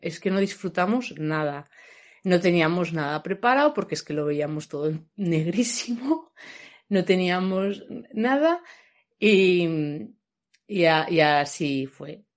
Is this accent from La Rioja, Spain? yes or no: yes; Logroño, La Rioja, Spain; nosotros somos de Logroño